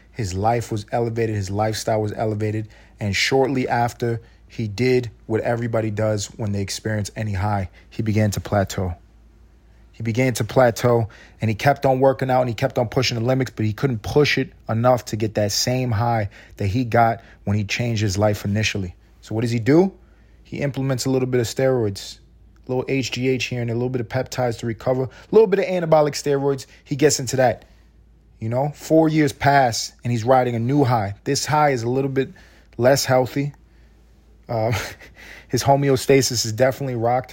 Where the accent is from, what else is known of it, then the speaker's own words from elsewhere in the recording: New York City, New York, United States; I'm from New York City. I'm from New York City and I grew up playing basketball.